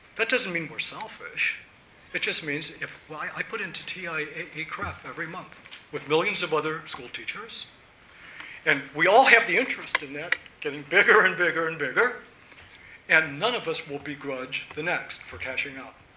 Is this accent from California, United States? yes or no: no; Virginia, United States; moved away; now that I'm back in my home state of Virginia